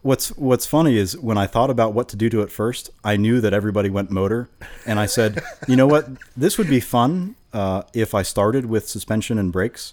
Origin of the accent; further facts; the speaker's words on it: Vero Beach, Florida, United States; moved away as an adult; also born or lived in Gainesville, Florida; I grew up in Vero Beach, okay. Uh, and I spent the first twenty years in Vero